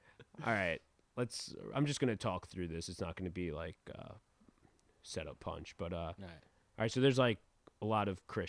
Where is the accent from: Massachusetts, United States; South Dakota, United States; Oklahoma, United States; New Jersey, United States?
New Jersey, United States; moved away as an adult; now in New York City, United States; I am from Jersey.